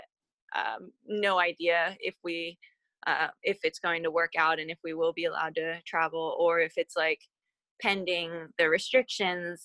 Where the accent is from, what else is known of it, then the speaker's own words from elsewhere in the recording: United States; as an American